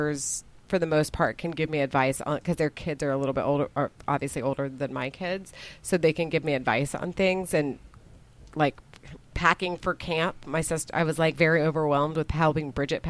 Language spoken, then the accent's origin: English; Dallas, Texas, United States; now in Austin, United States; I was born in Dallas and grew up in Dallas